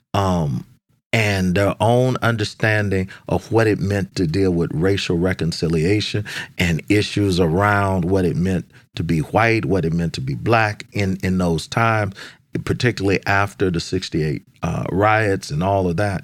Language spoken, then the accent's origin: English; Dallas, Texas, United States; now in Washington, D.C., United States; growing up in Dallas